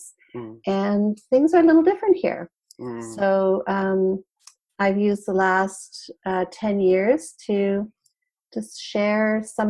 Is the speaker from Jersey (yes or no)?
no; Canada; moved away as an adult; also born or lived in British Columbia; now in California, United States; I'm Canadian and I'm originally from Canada. So even though I live here in California, I lived in Canada for the first 30 odd years of my life